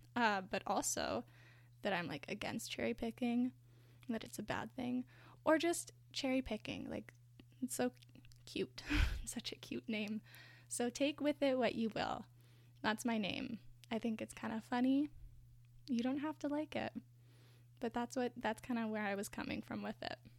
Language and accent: English; Canada; my own identity as a white person in Canada